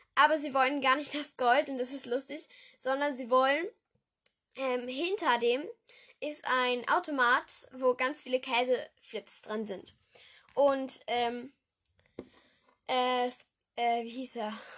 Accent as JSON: {"language": "German", "town": "Düsseldorf", "region": "North Rhine-Westphalia", "country": "Germany", "said": "komme ich aus Düsseldorf"}